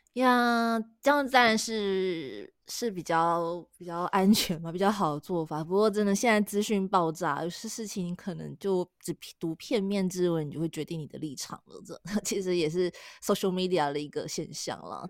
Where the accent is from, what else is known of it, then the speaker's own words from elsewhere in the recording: Taiwan; 我们是台湾人